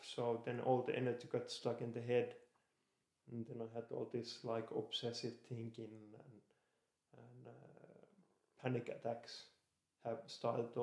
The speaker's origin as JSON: {"language": "English", "town": "Lahti", "region": "Päijät-Häme", "country": "Finland", "tie": "born or raised there", "moved": "as an adult", "said": "I was born in Lahti. It's a city in Finland, about 1.5 hours from Helsinki. I lived there 21 years and then I moved abroad."}